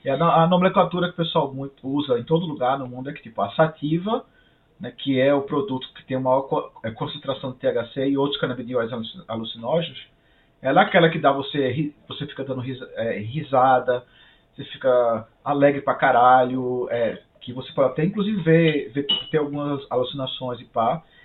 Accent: Brazil; moved away as an adult; now in Canada

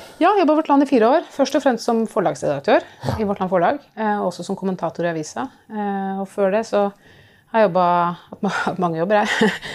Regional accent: Oslo, Norway; jeg kommer fra Oslo. Jeg eh, vokste opp i Oslo.

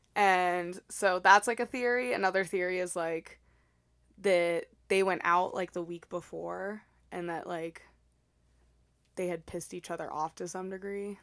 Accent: El Paso, Texas, United States; I'm from El Paso, Texas

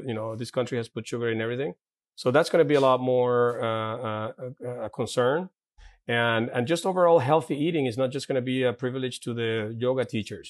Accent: Caracas, Capital District, Venezuela; English is a second language; moved away; I grew up in, uh, in Santa Paula, in Caracas

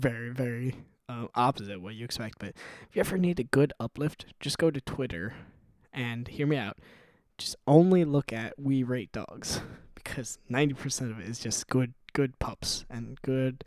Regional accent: Midwest, United States; I'm from the Midwest

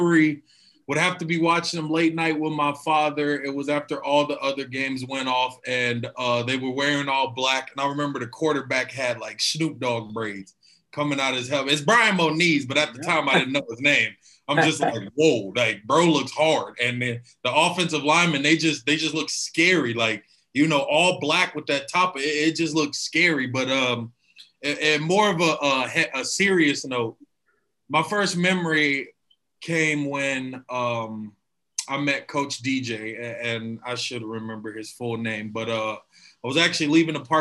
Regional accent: Arizona, United States; also born or lived in Alabama; I grew up in Arizona

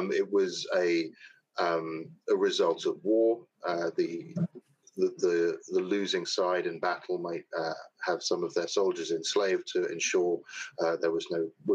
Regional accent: London, United Kingdom; moved away as an adult; now in Southern United States; I was born and raised in London, England

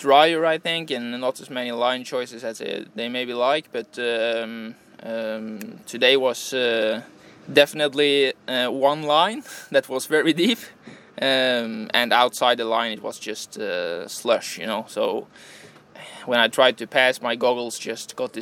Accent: Norway; moved away as an adult; now in Italy

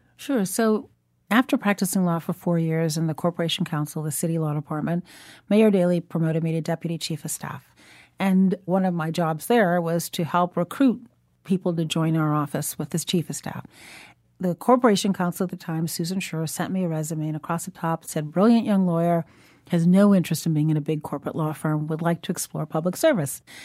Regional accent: Chicago, Illinois, United States; also born or lived in Shiraz, Iran; Growing up in Chicago

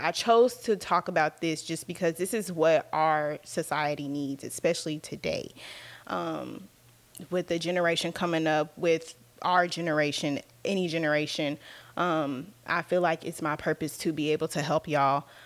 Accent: Dallas, Texas, United States; I was born and raised in Dallas, Texas. Um, I've been out here my whole life.

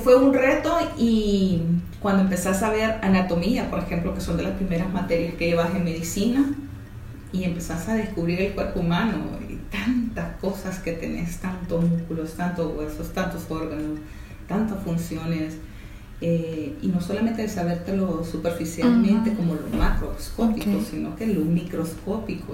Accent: El Salvador; estudié en el Colegio La Sagrada Familia, pero fui voleibolista seleccionada de voleibol del Salvador

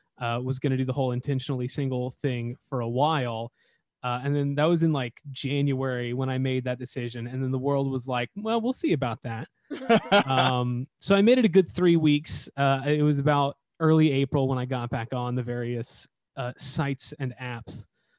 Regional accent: Houston, Texas, United States; I was born in Houston, which is very close to Louisiana.

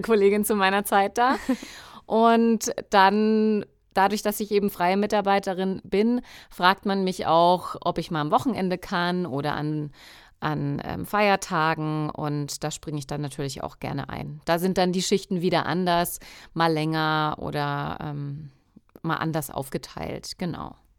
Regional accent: Coburg, Bavaria, Germany; now in Munich, Germany; Ich komme ursprünglich aus Coburg, also gar nicht so weit weg von Bayreuth. Ich lebe jetzt in München

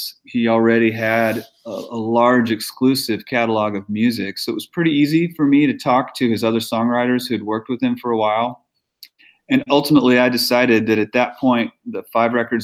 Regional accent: Midwest, United States; also born or lived in Nashville; now in Los Angeles, United States; I'm from the Midwest

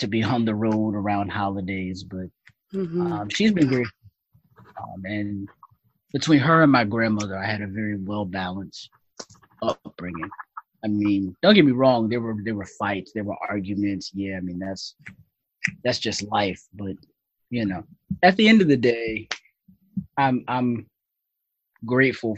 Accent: Bridgeport, Connecticut, United States; Born and raised in Bridgeport, single parent home

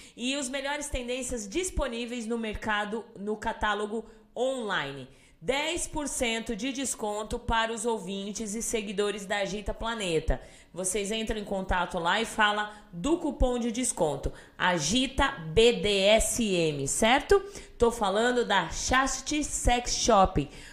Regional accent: Salto de Pirapora, São Paulo, Brazil; accent: Salto de Pirapora accent; o meu sotaque de Saldo de Pirapora

